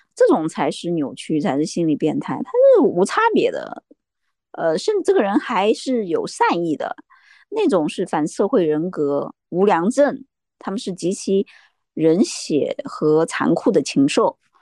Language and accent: Chinese; Jiangxi, China; 我是江西人，江西是一个鱼米之乡啊